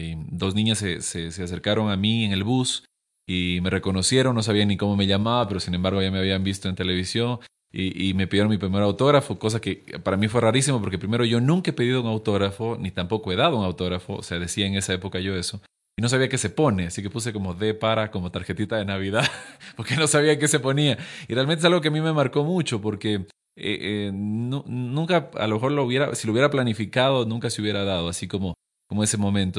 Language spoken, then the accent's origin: Spanish; Loja, Ecuador; moved away as an adult; Yo me fui hace siete años de Loja